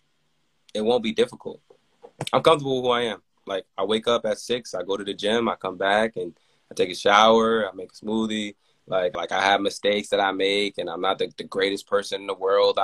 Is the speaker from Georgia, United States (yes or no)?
no; New York, United States; I grew up in New York